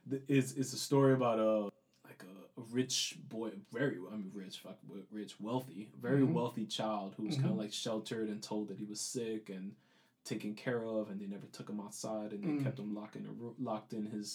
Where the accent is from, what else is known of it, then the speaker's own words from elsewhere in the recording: New York City, New York, United States; growing up in the South Bronx, a lot of tragedy, a lot of tough lessons learned just around me